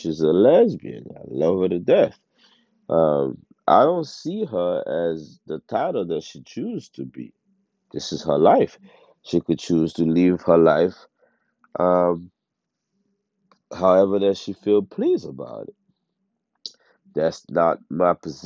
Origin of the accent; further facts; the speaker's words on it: Haiti; now in United States; I was born and raised in Haiti. I came to the States, at a certain age